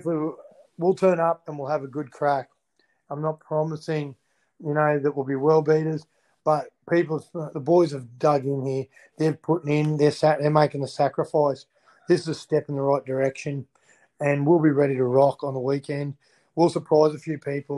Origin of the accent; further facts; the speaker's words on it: Queensland, Australia; I'm a Queenslander.